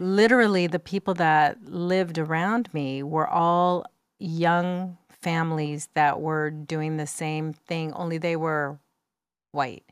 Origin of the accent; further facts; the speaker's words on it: United States; first language English; I was born in the United States and spoke English in my house